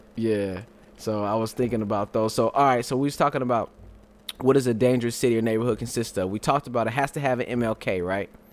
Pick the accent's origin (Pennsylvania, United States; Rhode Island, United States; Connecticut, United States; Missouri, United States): Missouri, United States; St. Louis; also born or lived in California; I was born in California, moved to Saint Louis.